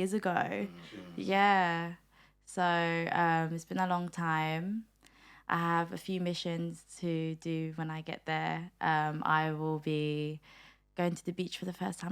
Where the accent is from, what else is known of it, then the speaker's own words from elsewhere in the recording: United Kingdom; also born or lived in Manila, Philippines; My mum took us over to the UK when I was like four years old. So I did grow up here